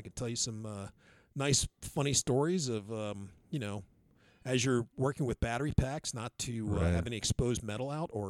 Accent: Texas, United States; from the hills of Texas.

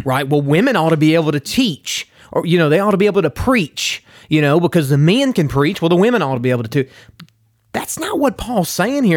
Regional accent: Garland, United States; I'm from Garland

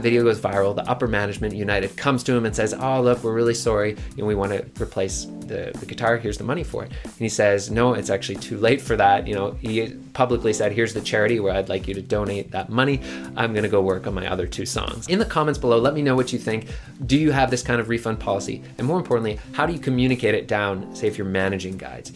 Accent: Halifax, Nova Scotia, Canada; I was born in Halifax, Nova Scotia

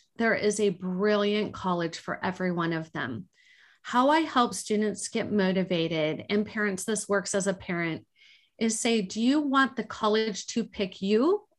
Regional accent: Laguna Beach, California, United States; I grew up in Laguna Beach, and that's just the music that I grew up to.

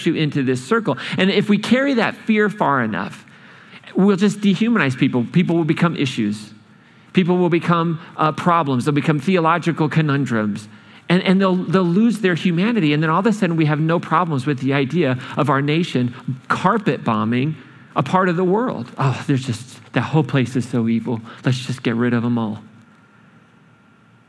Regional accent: Boston, Massachusetts, United States; I'm from Boston

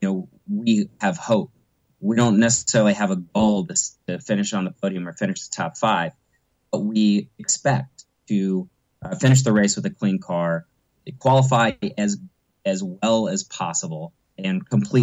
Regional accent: United States; an American driver who coincidentally has some Dutch heritage

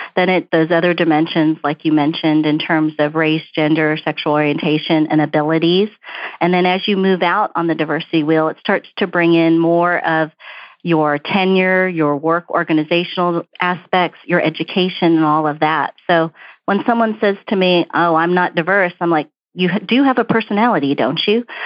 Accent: New York City, New York, United States; accent: Brooklyn; also born or lived in Houston; now in Dallas, United States; You can't hear my Brooklyn accent. My parents were really strict about speaking English at home because they didn't want me to grow up with an accent

